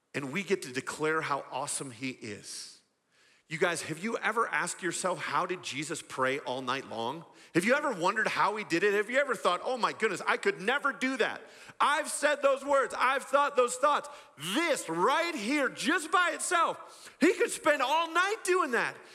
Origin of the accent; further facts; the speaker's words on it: West Michigan, United States; I grew up in a, in a pocket of Michigan known as West Michigan, a bunch of small farming communities